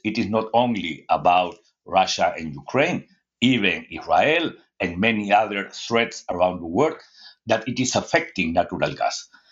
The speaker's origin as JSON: {"language": "English", "country": "Peru", "said": "I am from Latin America"}